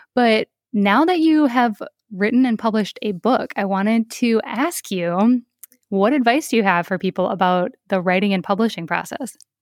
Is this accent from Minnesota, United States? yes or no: yes; Minnesota, United States; my home state of Minnesota